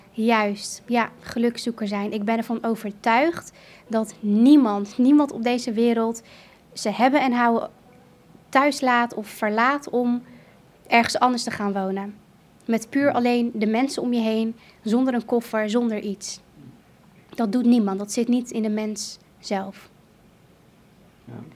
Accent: Emmeloord, Flevoland, Netherlands; moved away as an adult; also born or lived in Kurdistan; Ik ben opgegroeid in Nederland in Emmeloord

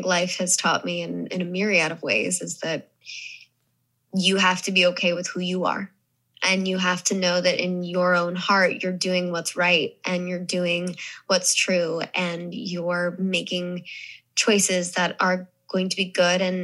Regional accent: Missouri, United States; accent: Southern; moved away; also born or lived in the South / New York / Los Angeles; when I grew up in Missouri, everyone called me …

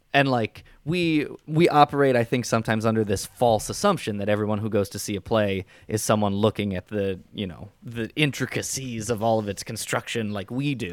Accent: suburbs of Chicago, Illinois, United States; I grew up in John Hughes' territory

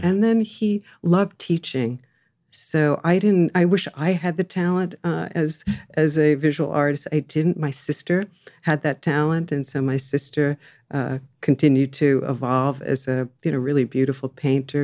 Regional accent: Jersey Shore, near Asbury Park, New Jersey, United States; now in Los Angeles, United States; I was born and raised on the Jersey Shore

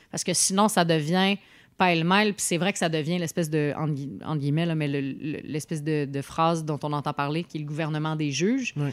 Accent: Montreal, Quebec, Canada; Mais bon, ça fait notre charme en tant que Montréalais, là

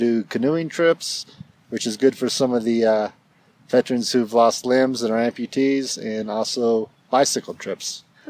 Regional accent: Killeen, Texas, United States; I'm from Killeen, Texas.

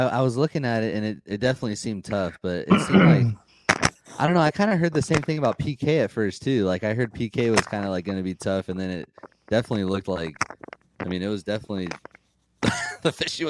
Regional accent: California, United States; we're from California

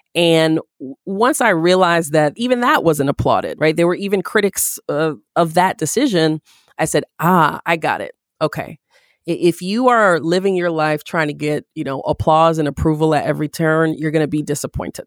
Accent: Syracuse, New York, United States; moved away; Growing up in Syracuse

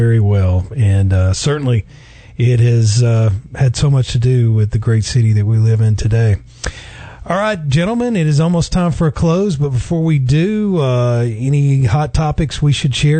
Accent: Chickamauga, Georgia, United States; also born or lived in Flintstone, Georgia; I graduated high school in 86. I grew up in Flintstone as a kid and then moved to Chickamauga in the fifth grade. My parents were from St. Elmo. We had family in North Chattanooga

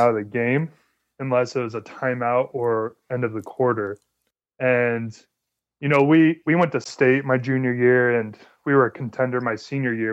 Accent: Las Vegas, Nevada, United States; moved away as an adult; also born or lived in Oaxaca, Mexico; now in Provo, United States; I grew up in Las Vegas

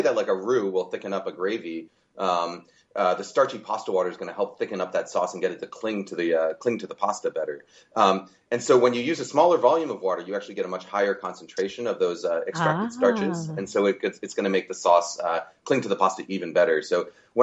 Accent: California, United States; I come from California

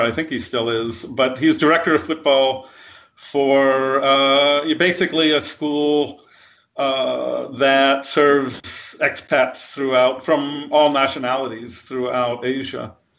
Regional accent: United States; I'm an American, I'm not from Sheffield

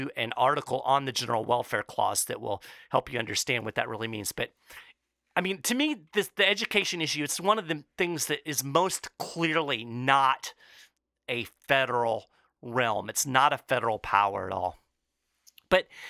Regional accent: Kentucky, United States; my home state of Kentucky

